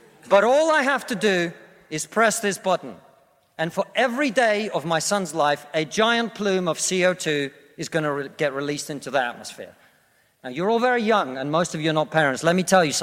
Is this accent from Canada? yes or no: no; Russia; now in United Kingdom; I come from Russia, which is not a poor country